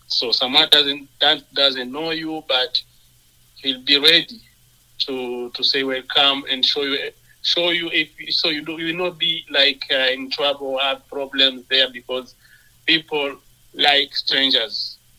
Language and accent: English; Sherbrooke, Quebec, Canada; now in Brooks, Canada; since 2005 when I arrived here in Brooks, and I was coming from Sherbrooke, Quebec.